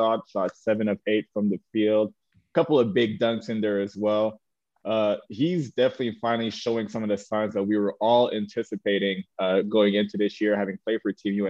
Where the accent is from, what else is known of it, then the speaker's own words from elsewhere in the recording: Canada; moved away as an adult; also born or lived in Omaha; I came from Canada